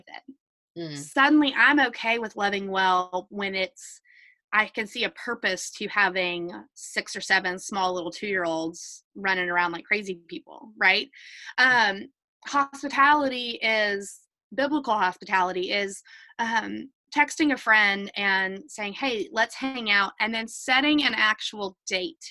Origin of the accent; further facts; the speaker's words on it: the South, United States; for you and I growing up in the South